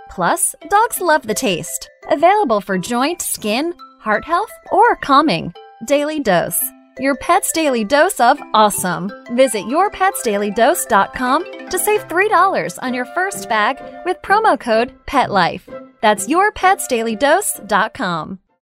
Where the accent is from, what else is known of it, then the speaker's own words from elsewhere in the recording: Eugene, Oregon, United States; I grew up in Western Oregon in the Willamette Valley in Eugene, Oregon